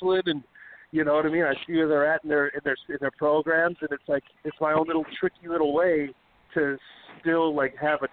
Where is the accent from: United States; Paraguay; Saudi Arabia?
United States; El Centro, California; moved away; also born or lived in Phoenix, Arizona; El Centro, my hometown